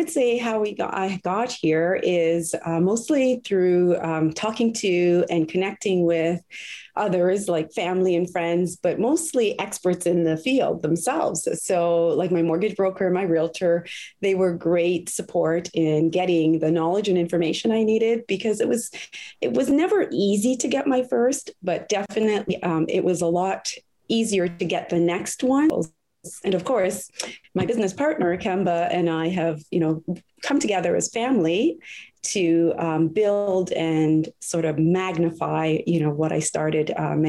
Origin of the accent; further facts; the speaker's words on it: Jamaica; moved away; And because I feel like I came from nothing, I'm an immigrant from Jamaica. My family didn't own or have anything.